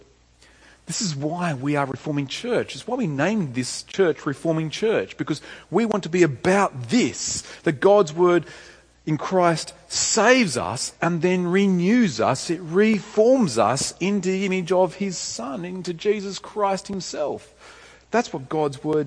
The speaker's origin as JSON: {"language": "English", "town": "Tamworth", "region": "New South Wales", "country": "Australia", "tie": "born or raised there", "moved": "yes", "said": "I went back home to my hometown to see my parents, Tamora"}